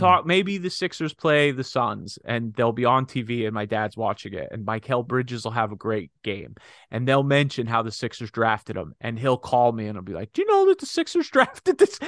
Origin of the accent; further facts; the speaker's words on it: Pennsylvania, United States; we're both native Pennsylvanians.